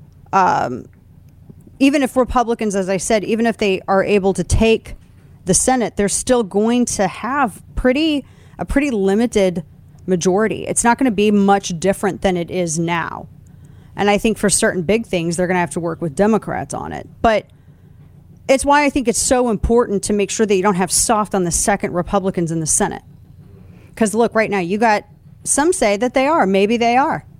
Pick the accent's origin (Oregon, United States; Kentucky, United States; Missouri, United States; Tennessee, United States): Missouri, United States; my home state of Missouri